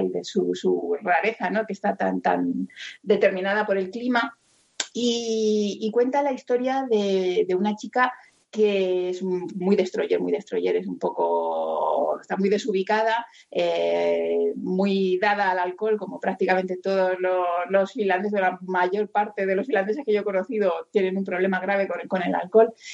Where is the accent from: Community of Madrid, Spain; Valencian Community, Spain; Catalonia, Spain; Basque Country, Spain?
Community of Madrid, Spain; Madrid; yo que soy niña de, de Carabanchel que me, me crié al lado de un descampado